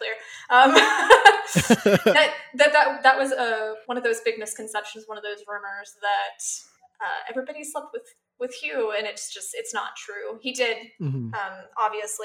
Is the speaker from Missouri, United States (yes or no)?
yes; Missouri, United States; I grew up in Bible Belt, Missouri.